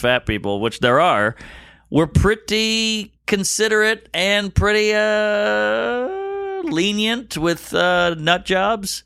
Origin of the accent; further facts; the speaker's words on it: the South, United States; also born or lived in Brooklyn, New York; now in New York, United States; just being a kid growing up in the South